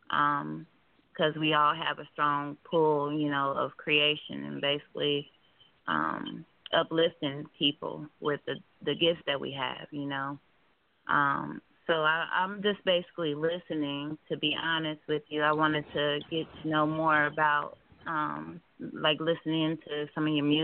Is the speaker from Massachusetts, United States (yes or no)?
no; Kansas City, Kansas, United States; I'm from Kansas City, Kansas. Um, I actually stayed down here since I was two, so this is all I know down here.